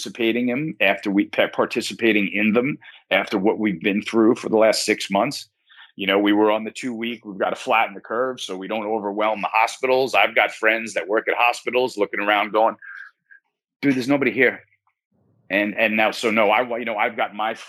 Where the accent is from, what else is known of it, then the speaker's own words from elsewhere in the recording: United States; as an American